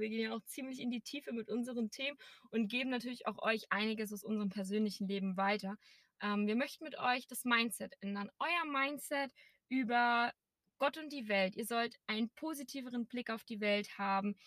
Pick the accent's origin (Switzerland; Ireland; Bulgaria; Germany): Germany; Erzgebirge, Saxony; now in Berlin, Germany; Also ich komme aus einem kleinen Dorf aus dem schönen Erzgebirge. Vielleicht hört man es noch ein bisschen noch im Dialekt